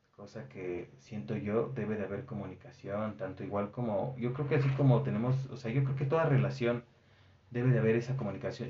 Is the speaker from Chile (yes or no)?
no; Mexico